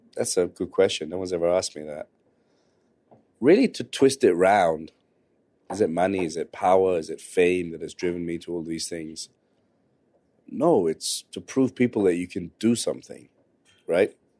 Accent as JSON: {"language": "English", "region": "London", "country": "United Kingdom", "tie": "born or raised there", "said": "I grew up in West London"}